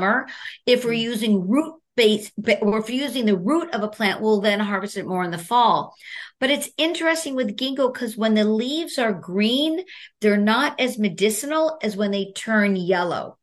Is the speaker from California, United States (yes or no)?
no; New York City, New York, United States; I'm from Brooklyn, New York